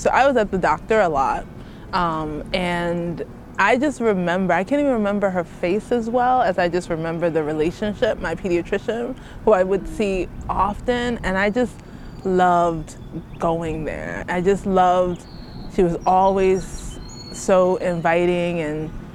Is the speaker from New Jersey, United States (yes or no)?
no; New York City, New York, United States; moved away; also born or lived in Queens, New York; I grew up in Brooklyn and then Queens. I'm a very city girl